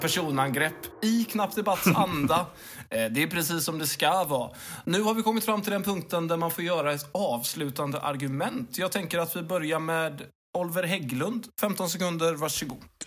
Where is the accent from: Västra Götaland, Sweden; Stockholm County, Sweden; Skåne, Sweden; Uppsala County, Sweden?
Västra Götaland, Sweden; Mölnlycke; now in Lund, Sweden; Jag kommer ju från Mölnlycke. Jag kommer inte ifrån Lund. Jag bara råkar vara bosatt i Lund.